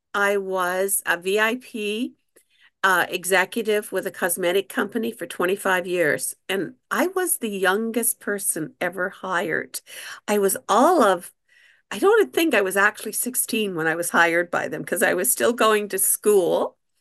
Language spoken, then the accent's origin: English; New Brunswick, Canada; I'm a Canadian